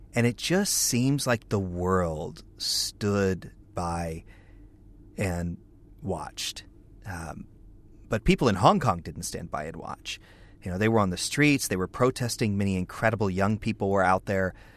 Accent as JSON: {"language": "English", "country": "United States", "said": "I'm an American evangelical leader"}